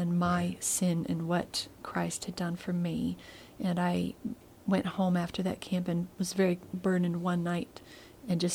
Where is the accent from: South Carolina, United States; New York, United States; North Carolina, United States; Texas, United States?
South Carolina, United States; Greenville; I was born in Greenville, South Carolina. My parents were faculty members at Bob Jones University. And so I was born in the campus hospital there. And I went to school there